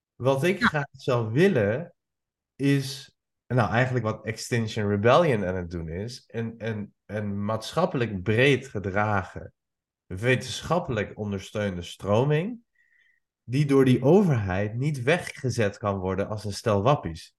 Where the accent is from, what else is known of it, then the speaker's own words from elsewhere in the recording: Iran; also born or lived in Albania; now in Netherlands; Ik kom oorspronkelijk uit Iran